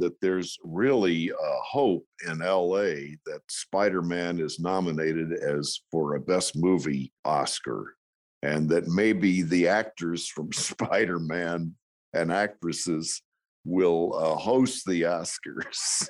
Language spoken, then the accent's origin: English; Texas, United States; moved away; I'm from Texas, and I was working in Dallas